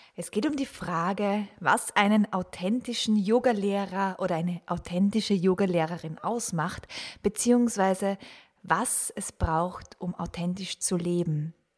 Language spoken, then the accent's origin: German; Austria; accent: Austrian; first language Austrian German; ich falle immer wieder in meine Muttersprache, wenn ich authentisch bin.